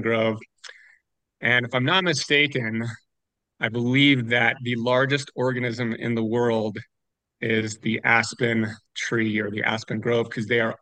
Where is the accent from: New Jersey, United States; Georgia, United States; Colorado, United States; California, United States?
Colorado, United States; we're from Colorado